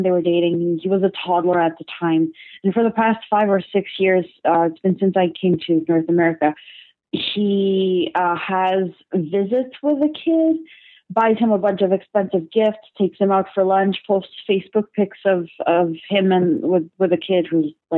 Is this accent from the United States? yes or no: no; Portugal; moved away; I'm originally from Portugal